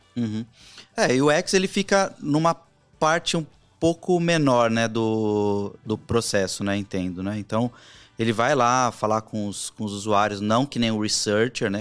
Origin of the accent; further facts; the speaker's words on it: Barbacena, Minas Gerais, Brazil; Quando eu era pequeno lá em Barbacena